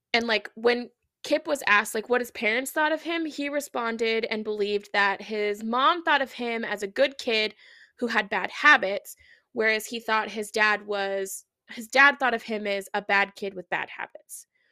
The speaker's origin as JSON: {"language": "English", "region": "Oregon", "country": "United States", "tie": "born or raised there", "said": "growing up in Oregon"}